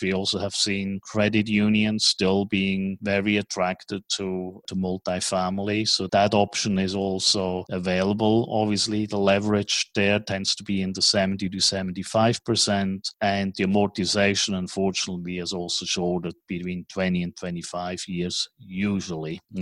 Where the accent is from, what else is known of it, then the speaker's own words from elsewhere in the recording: Switzerland; accent: Swiss; moved away as an adult; also born or lived in New York / Tokyo / Hong Kong; now in Dallas, United States; my strange accent is from Switzerland. So even though I have been living in Dallas and operating out of Dallas as a hub for the United States, I was born in Switzerland, grew up in Switzerland